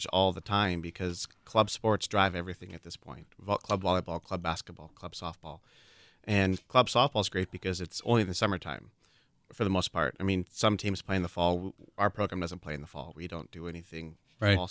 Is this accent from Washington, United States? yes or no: yes; Washington, United States; now in Wisconsin, United States; I grew up in Washington